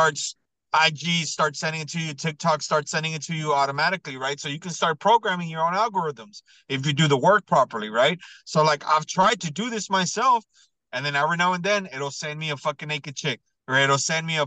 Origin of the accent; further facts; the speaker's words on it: Mexico; now in San Antonio, United States; I've been to Mexico like a million times, and I was born in Mexico